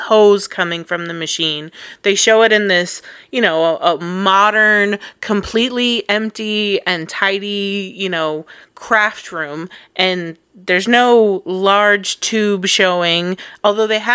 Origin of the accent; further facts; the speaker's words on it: Colorado, United States; moved away; I'm from Colorado.